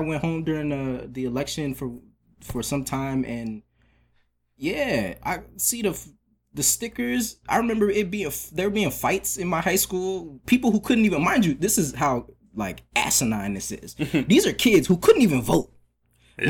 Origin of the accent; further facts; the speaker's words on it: Atlanta, Georgia, United States; moved away as an adult; also born or lived in Maryland; now in New York, United States; I was born in Maryland, but I grew up in uh, DeKalb County, um, Atlanta.